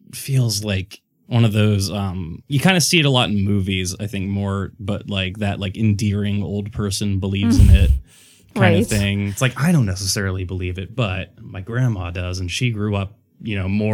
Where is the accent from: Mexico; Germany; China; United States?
Mexico; I grew up in Mexico and there were stories about this.